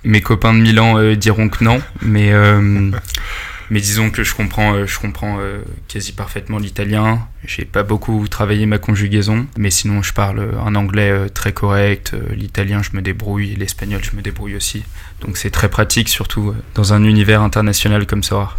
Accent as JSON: {"language": "French", "town": "Paris", "region": "Île-de-France", "country": "France", "tie": "born or raised there", "also_born_or_lived": "Italy / Spain", "said": "Je suis né à Paris, j'ai grandi à Paris."}